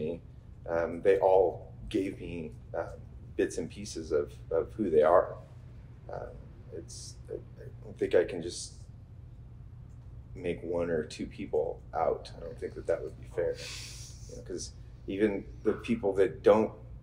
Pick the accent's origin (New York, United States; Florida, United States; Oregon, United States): Oregon, United States; McMinnville; I grew up in McMinnville, Oregon, which for all intents and purposes makes me a little bit of a unicorn in the Oregon wine business